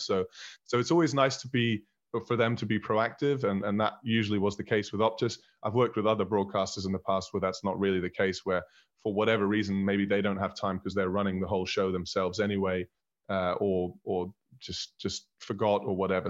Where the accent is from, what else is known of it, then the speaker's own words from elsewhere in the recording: Berlin, Germany; moved away as an adult; also born or lived in Scotland / Manchester; I was born in Berlin. I was raised in Berlin.